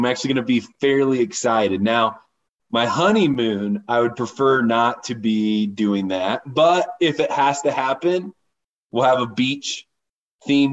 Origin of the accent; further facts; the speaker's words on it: Warsaw, Indiana, United States; I grew up in Indiana in a small town. It's called Warsaw, Indiana. I actually grew up on a side of it called Winona Lake